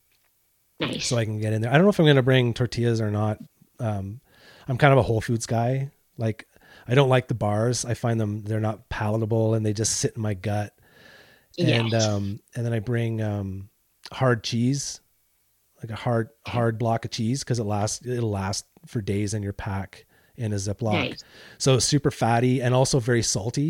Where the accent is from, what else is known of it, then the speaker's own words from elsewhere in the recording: Canada; I'm Canadian